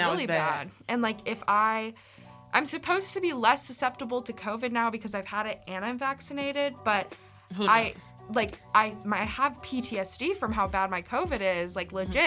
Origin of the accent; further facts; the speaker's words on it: Central Arkansas, United States; I'm from Central Arkansas